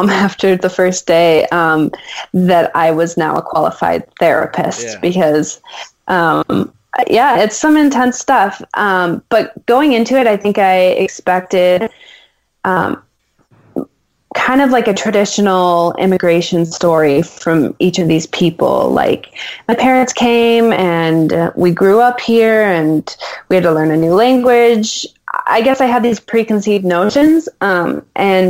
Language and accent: English; United States; as an American and as a creative